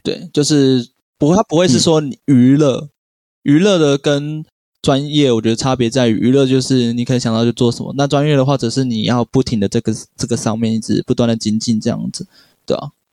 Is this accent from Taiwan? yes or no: yes; Taichung, Taiwan; moved away; 回响也算是我小时候在台中的时候一个我很常去，去的地方